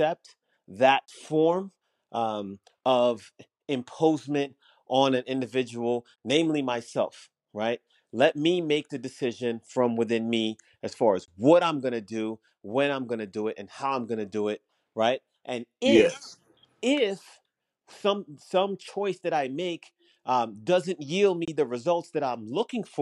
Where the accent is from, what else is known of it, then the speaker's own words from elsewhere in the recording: Jamaica; I was raised in Jamaica